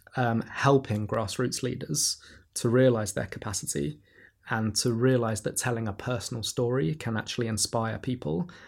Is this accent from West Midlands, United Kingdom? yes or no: no; London, United Kingdom; growing up in Camdentown when I was a kid